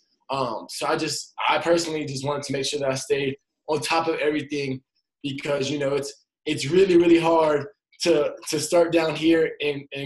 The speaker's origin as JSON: {"language": "English", "town": "Atlanta", "region": "Georgia", "country": "United States", "moved": "yes", "said": "I'm from Atlanta, Georgia"}